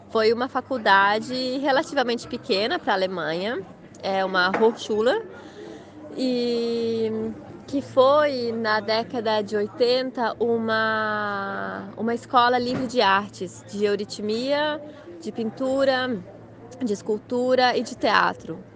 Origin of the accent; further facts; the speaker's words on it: Blumenau, Santa Catarina, Brazil; moved away as an adult; now in Germany; eu sou natural de Blumenau, de Santa Catarina